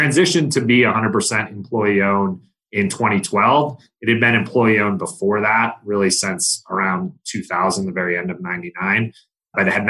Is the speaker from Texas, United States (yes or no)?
no; Michigan, United States; moved away; I grew up in Michigan